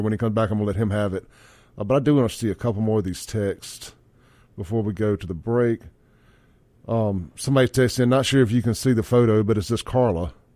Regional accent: Jackson, Mississippi, United States; I grew up on Lynch Street. My dad had that store

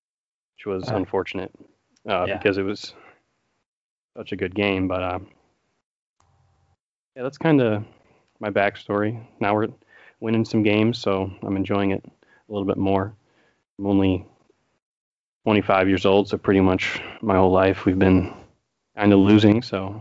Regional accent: Jamestown, New York, United States; also born or lived in Lakewood, New York; I grew up in Western New York, like right between Buffalo and Erie, PA. In a little town called Jamestown, New York.

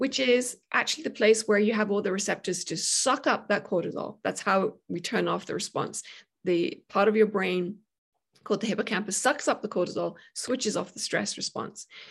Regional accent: United Kingdom; moved away; I'm British

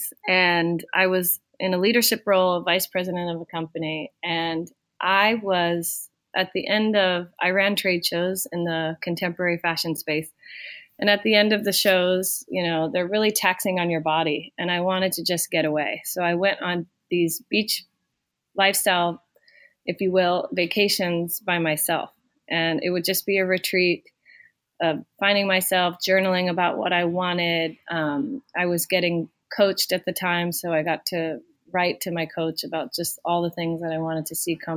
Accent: Florida, United States; moved away as an adult; now in New York, United States; I have been in New York for 20 years. I'm from Florida. I moved here to pursue my big dream

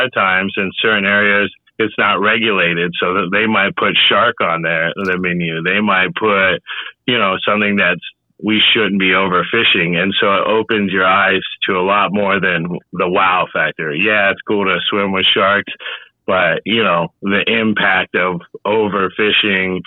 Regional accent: Gilbert, Arizona, United States; moved away as an adult; also born or lived in St. Croix / Florida; I grew up in Arizona my whole life. So I was Mesa Chandler, Phoenix, Gilbert, you know, mainly Gilbert Mesa area

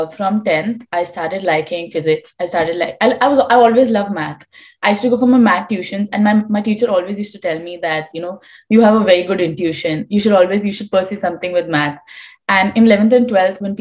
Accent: India; moved away as an adult; now in Minnesota, United States; I'm from India

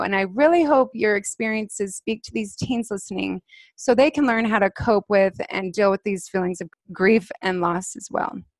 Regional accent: Alpine, Utah, United States; we grew up in Alpine, Utah, just two houses down from each other

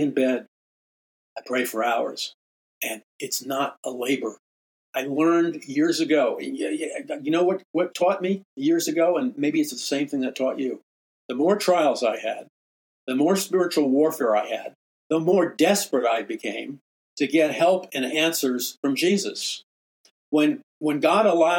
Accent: New York City, New York, United States; moved away as an adult; also born or lived in Missouri; I'm from New York City

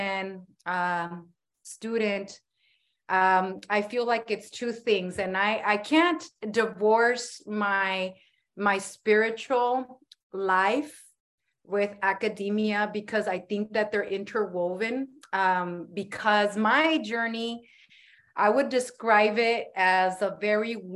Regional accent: San Diego, California, United States; I'm from the South Bay, San Diego, born and raised here. I'm very proud to be a San Diegan.

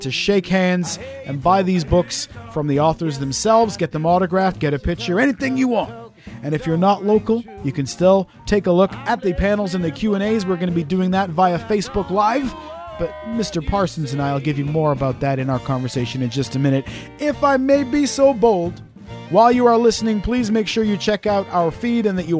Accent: Wales, United Kingdom; I am Welsh, I promise you. I was born in Wales.

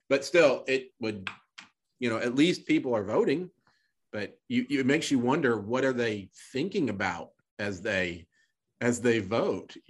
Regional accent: Little Rock, Arkansas, United States; now in Texas, United States; I grew up in Little Rock

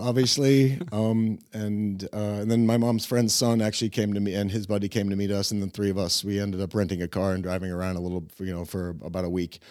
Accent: Tampa, Florida, United States; born or raised there; moved away as an adult; also born or lived in Cleveland, Ohio; now in Prague, Czech Republic

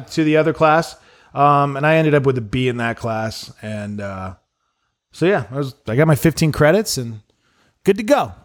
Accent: Montana, United States; moved away; I grew up in Montana

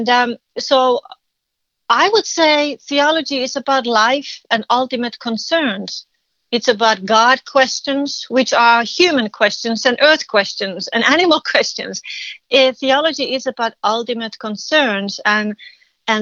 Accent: Finland; English is a second language; moved away as an adult; now in United States; I'm a Finnish. I'm from Finland. I lived in this country for 30 years.

